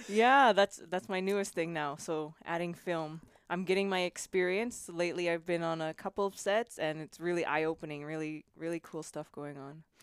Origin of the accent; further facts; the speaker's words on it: Canada; also born or lived in Spain / Italy / Germany; now in California, United States; born and raised in Canada and moved to Spain.